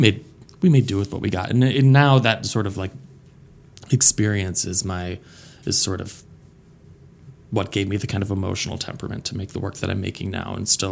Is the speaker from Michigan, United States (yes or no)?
yes; Flint, Michigan, United States; born there; now in Pittsburgh, United States; So originally I was born in Flint, Michigan.